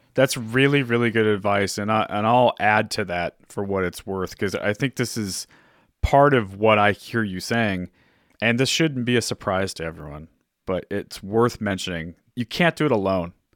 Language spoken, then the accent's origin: English; Orange County, California, United States; I grew up in Orange County